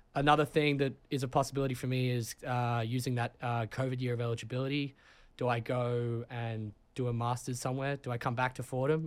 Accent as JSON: {"language": "English", "town": "Sydney", "region": "New South Wales", "country": "Australia", "also_born_or_lived": "London, United Kingdom", "moved": "as an adult", "lives_now": "New Haven, United States", "said": "I'm from Sydney, Australia, uh, born in London."}